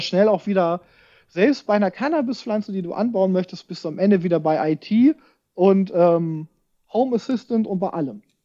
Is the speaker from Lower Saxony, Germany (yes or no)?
yes; Hameln, Lower Saxony, Germany; now in Braunschweig, Germany; ich komme ja aus Hameln ursprünglich, da bin ich ja groß geworden